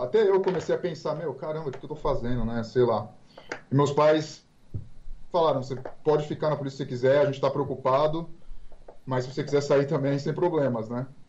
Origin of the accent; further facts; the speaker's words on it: Santos, São Paulo, Brazil; moved away as an adult; now in Denver, United States; eu nasci em Santos, morava na região ali de Santos, na Baixada Santista, né? E sempre morei lá até meus 17 anos